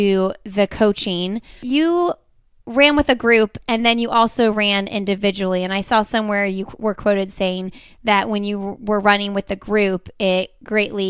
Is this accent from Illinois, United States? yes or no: no; Indiana, United States; I always say I'm from Indiana